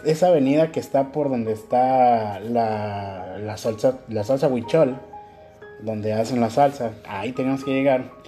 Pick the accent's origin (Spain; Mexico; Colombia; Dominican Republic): Mexico; moved away as an adult; now in Ecuador; yo vengo de México